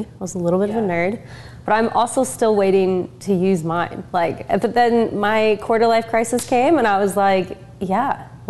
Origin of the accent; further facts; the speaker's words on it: United States; I'm like, but I'm American. I love talking.